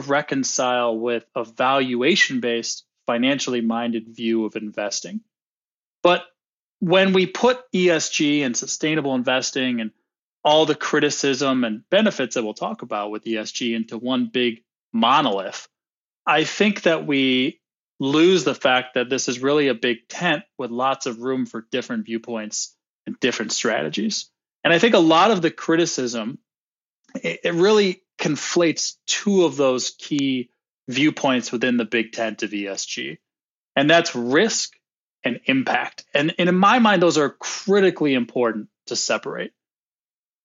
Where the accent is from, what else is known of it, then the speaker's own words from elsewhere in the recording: United States; accent: American; also born or lived in Sydney, Australia; now in Chicago, United States; my American accent